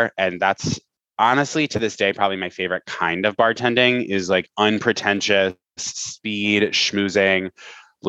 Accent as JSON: {"language": "English", "region": "Vermont", "country": "United States", "tie": "born or raised there", "said": "I did a lot of theater in high school in Vermont, in rural Vermont"}